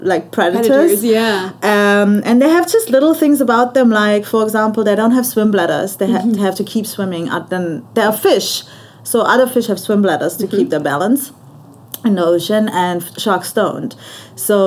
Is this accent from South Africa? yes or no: no; Germany; moved away as an adult; also born or lived in Australia; now in Cayman Islands; I'm from Germany and I grew up in Germany.